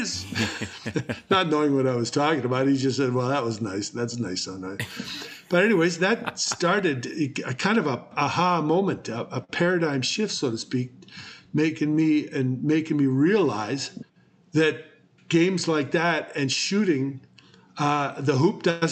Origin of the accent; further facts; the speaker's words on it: Coquitlam, British Columbia, Canada; also born or lived in Denmark; I grew up in Coquitlam and played all the sports